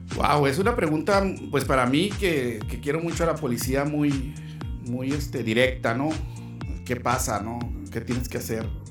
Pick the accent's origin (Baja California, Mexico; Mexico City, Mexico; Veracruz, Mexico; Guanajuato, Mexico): Baja California, Mexico; Mexicali; also born or lived in Chihuahua, Chihuahua; de ahí estuvimos eh, toda nuestra infancia, nuestra juventud la vivimos en la colonia industrial